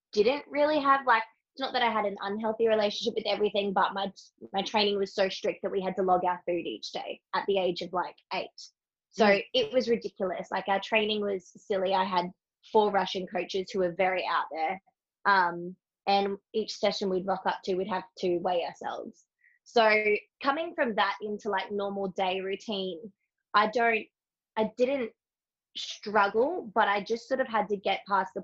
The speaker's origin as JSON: {"language": "English", "country": "Australia", "also_born_or_lived": "Brisbane", "said": "I'm from Australia. I live in Australia in beautiful Brisbane."}